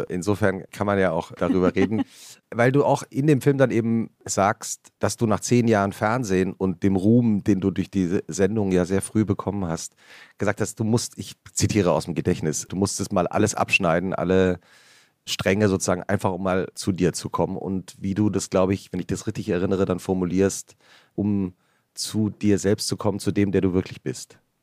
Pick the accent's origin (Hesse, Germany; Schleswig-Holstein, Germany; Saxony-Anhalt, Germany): Hesse, Germany; Central; also born or lived in Giessen / Butzbach; die Region, in der ich aufgewachsen bin